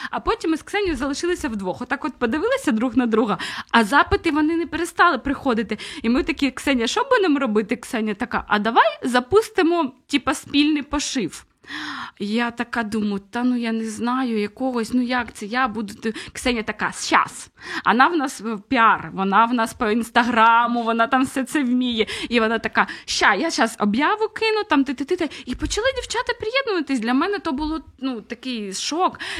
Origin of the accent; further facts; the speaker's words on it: Nikopol, Dnipropetrovsk Oblast, Ukraine; Я е, родом із Нікополя.